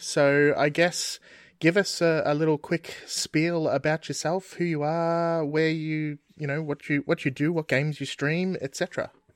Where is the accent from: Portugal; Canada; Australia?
Australia; we're Australian